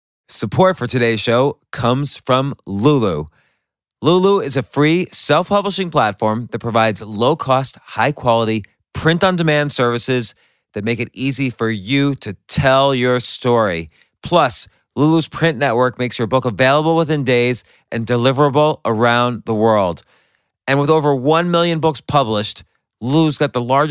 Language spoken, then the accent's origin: English; East Coast, United States; I'm from the East Coast